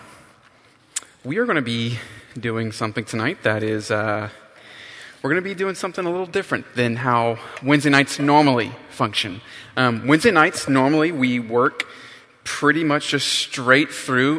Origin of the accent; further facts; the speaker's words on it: North Carolina, United States; I grew up in North Carolina